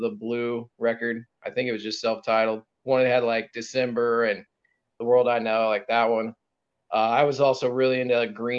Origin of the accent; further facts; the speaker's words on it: Perry, Missouri, United States; my hometown is Perry, Missouri. It's very small